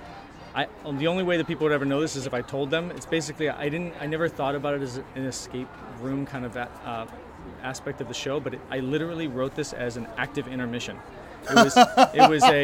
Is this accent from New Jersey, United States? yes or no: no; Chicago, Illinois, United States; now in Los Angeles, United States; I grew up in Chicago